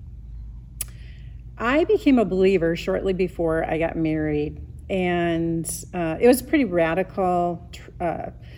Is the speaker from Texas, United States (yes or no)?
no; Illinois, United States; moved away as an adult; also born or lived in Iowa / Michigan; now in Las Vegas, United States; I came from Illinois and kind of moved around a little bit